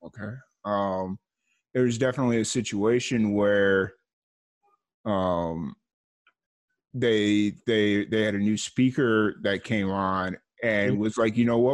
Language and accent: English; Chicago Heights, Illinois, United States; I grew up in this area called Chicago Heights, which is like, it's a working class community